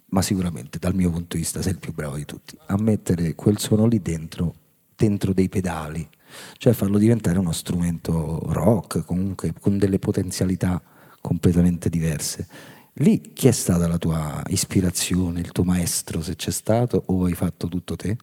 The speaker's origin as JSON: {"language": "Italian", "town": "Rome", "region": "Lazio", "country": "Italy", "said": "noi, diciamo, romani fortunati"}